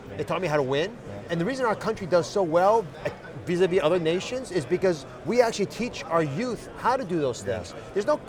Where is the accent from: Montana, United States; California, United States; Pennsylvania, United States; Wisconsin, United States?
Pennsylvania, United States; Philadelphia; I was born, you know, I grew up in the Philadelphia area